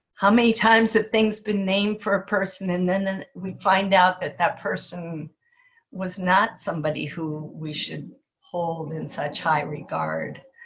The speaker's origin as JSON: {"language": "English", "town": "Kenai", "region": "Alaska", "country": "United States", "tie": "born or raised there", "said": "growing up in Kenai on this this woodsy land"}